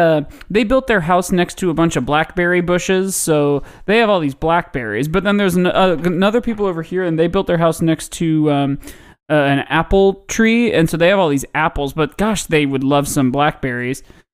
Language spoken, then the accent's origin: English; Indiana, United States; born there; I was born in Indiana, so the Colts are my team.